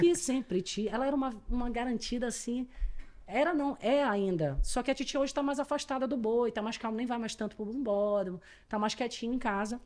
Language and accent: Portuguese; Manaus, Amazonas, Brazil; accent: caboquês; also born or lived in São Paulo; eu morei a vida inteira em Manaus